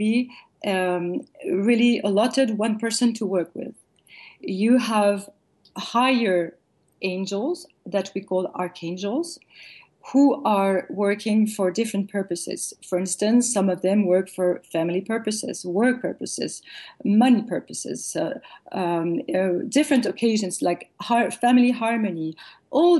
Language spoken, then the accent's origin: English; France; raised, born and raised in France